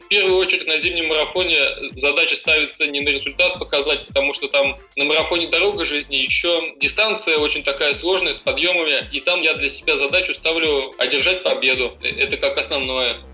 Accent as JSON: {"language": "Russian", "town": "Ivanovo", "region": "Ivanovo Oblast", "country": "Russia", "said": "я сам из Иванова, вот, и поэтому и учился я тоже в своем городе"}